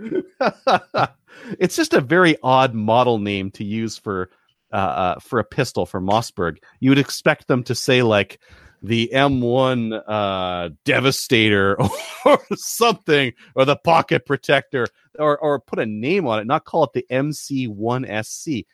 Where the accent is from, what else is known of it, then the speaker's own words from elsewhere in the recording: Canada; as a Canadian